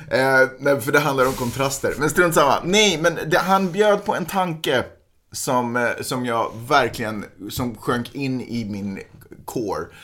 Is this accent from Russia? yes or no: yes; Russia; Som ryss, och det, det sker inte på rysk mark.